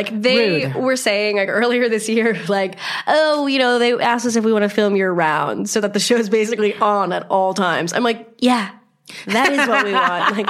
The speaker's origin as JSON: {"language": "English", "region": "New York", "country": "United States", "said": "It's like, oh my God, I hate the fact that I'm from Long Island."}